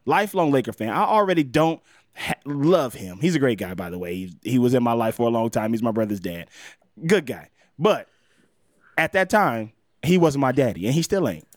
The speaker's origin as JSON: {"language": "English", "region": "Mississippi", "country": "United States", "said": "I'm from Mississippi"}